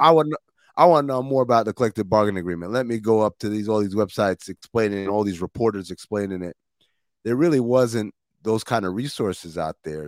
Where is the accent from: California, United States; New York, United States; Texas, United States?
New York, United States; moved away; I'm from New York